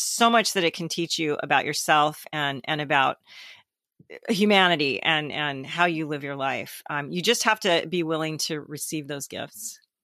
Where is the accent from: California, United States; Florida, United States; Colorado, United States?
California, United States; Southern; I grew up in Southern California